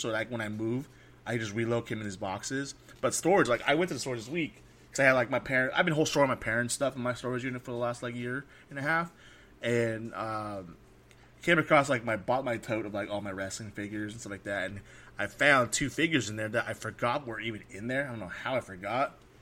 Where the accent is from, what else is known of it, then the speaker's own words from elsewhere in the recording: California, United States; I'm from California